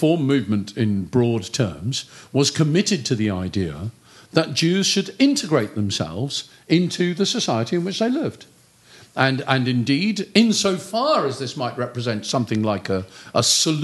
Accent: United Kingdom; I'm British

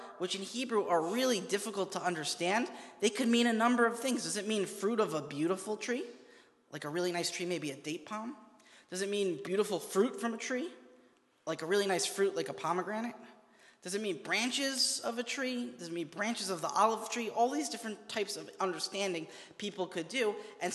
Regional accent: New York, United States; I'm from New York

